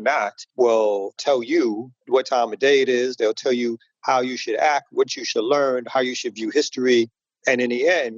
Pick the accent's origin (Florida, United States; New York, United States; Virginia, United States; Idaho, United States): New York, United States; New York City; moved away as an adult; now in Atlanta, United States; originally I'm from Brooklyn